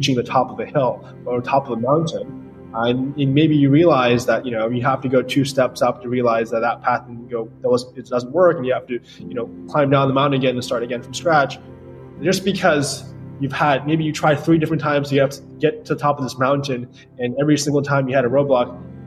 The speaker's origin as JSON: {"language": "English", "region": "New York", "country": "United States", "tie": "born or raised there", "said": "I grew up in New York"}